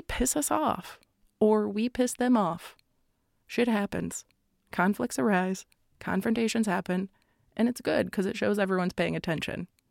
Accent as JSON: {"language": "English", "region": "Florida", "country": "United States", "said": "I come from Florida"}